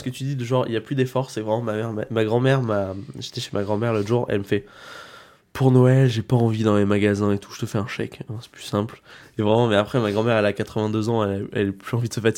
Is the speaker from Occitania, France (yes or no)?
no; Brittany, France; moi, je viens de Bretagne.